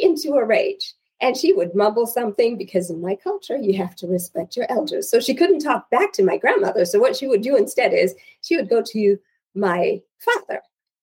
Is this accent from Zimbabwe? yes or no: yes; Zimbabwe; So I am originally from Zimbabwe, and in my culture, sons are the ultimate pride of fathers.